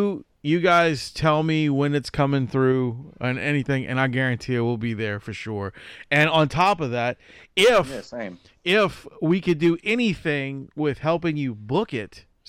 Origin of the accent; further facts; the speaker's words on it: New Orleans, Louisiana, United States; Yes, I am.